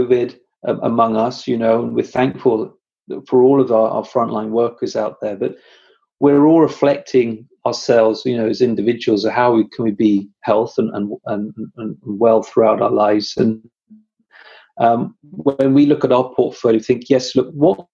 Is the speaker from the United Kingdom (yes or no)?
yes; United Kingdom; I'm British